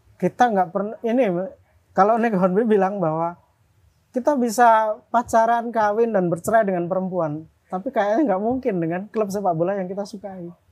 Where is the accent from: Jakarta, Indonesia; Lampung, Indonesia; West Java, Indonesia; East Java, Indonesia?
East Java, Indonesia; Lamongan; moved away as an adult; also born or lived in Yogyakarta; Babat tempatku SMA ya. dan Berondong tuh kecamatanku